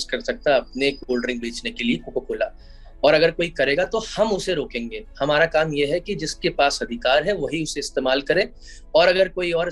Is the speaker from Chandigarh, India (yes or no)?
no; Bhopal, Madhya Pradesh, India; आ, मेरा जन्म भोपाल मध्य प्रदेश में हुआ जो कि एक टीयर टू सिटी है